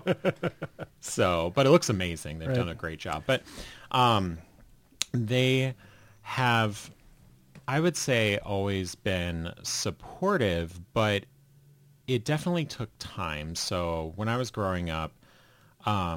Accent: Red Wing, Minnesota, United States; also born or lived in Farmington, Minnesota; now in Northfield, United States; I grew up just south of Northfield in Red Wings.

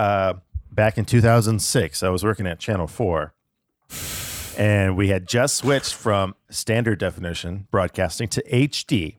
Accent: Tucson, Arizona, United States; also born or lived in Alaska; I was five when I moved down to Tucson from Alaska

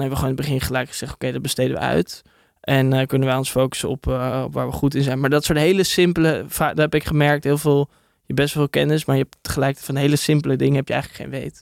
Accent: Hilversum, North Holland, Netherlands; En ik kom uit Hilversum

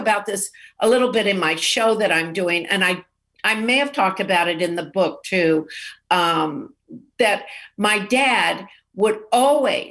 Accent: Texas, United States; I grew up in Texas

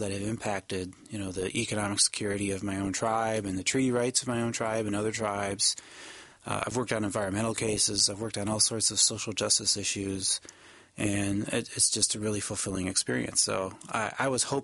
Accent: Michigan, United States; I'm an American Indian. I grew up here in Michigan

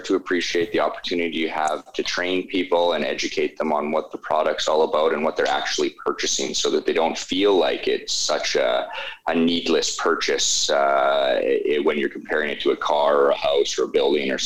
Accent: Edmonton, Alberta, Canada; born and raised in Edmonton

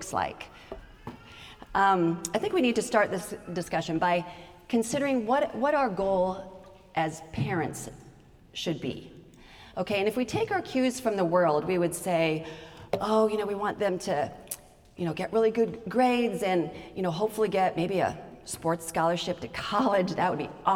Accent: Idaho, United States; I grew up in Idaho

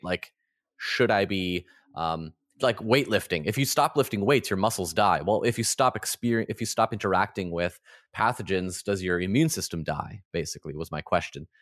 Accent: Canada; I grew up in the Ukrainian Orthodox Church in Canada

